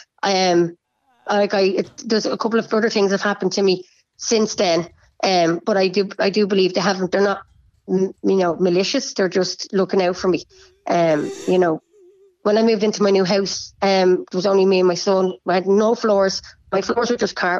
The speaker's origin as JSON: {"language": "English", "town": "Bray", "region": "Leinster", "country": "Ireland", "tie": "born or raised there", "said": "I'm from Bray"}